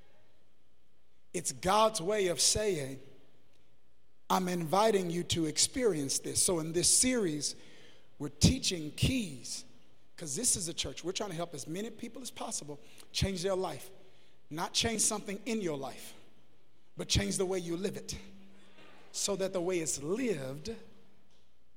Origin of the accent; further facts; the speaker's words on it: United States; I'm American now